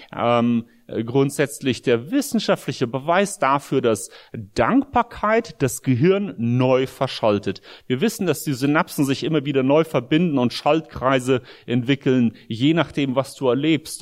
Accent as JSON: {"language": "German", "town": "Espelkamp", "region": "North Rhine-Westphalia", "country": "Germany", "tie": "born or raised there", "also_born_or_lived": "Soviet Union / Brussels, Belgium / United States", "moved": "as an adult", "said": "ich bin hier in Deutschland in Esbekamp groß geworden, als Kind auch aus der Sowjetunion eingewandert im Alter von neun"}